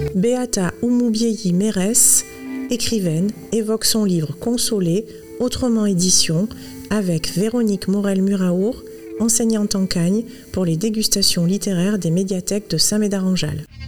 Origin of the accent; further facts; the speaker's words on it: Rwanda; first language Kinyarwanda; French is a second language; now in France; pas très loin de là où je suis née, où j'ai grandi, au Rwanda